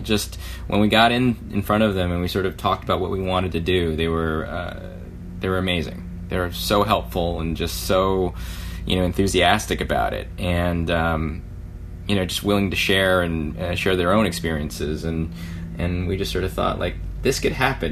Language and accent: English; California, United States; born or raised there